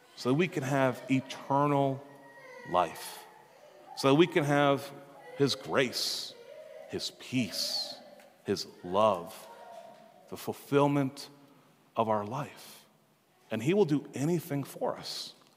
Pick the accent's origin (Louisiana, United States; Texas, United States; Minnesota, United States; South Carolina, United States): Minnesota, United States; we're here from Minnesota, we're very proud of that, right? We're proud Minnesotans